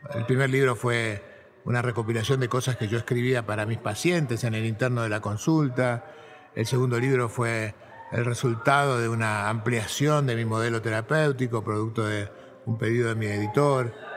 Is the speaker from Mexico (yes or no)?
no; Buenos Aires, Argentina; Yo nací en, en Buenos Aires, en un suburbio de la ciudad, en un barrio de clase media baja, Fui a la escuela del Estado, en la primaria, la secundaria, la universidad pública